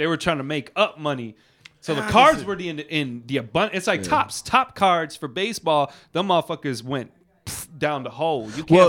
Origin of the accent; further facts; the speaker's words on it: Puerto Rico; moved away; growing up in Puerto Rico